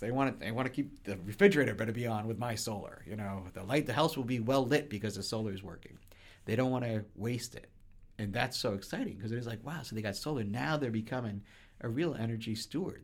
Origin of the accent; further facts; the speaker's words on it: just outside of Boston, Massachusetts, United States; I grew up just outside of Boston.